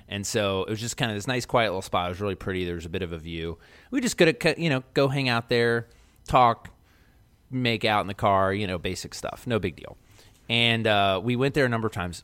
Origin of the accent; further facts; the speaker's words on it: Baltimore, Maryland, United States; growing up in West Baltimore